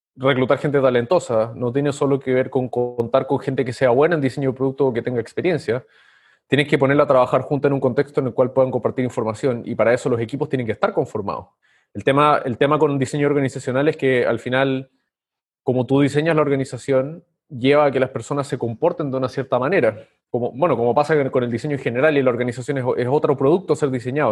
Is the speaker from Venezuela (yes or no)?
no; Chile; moved away as an adult; now in Lima, Peru; Soy chileno, pero vivo en Lima hace varios años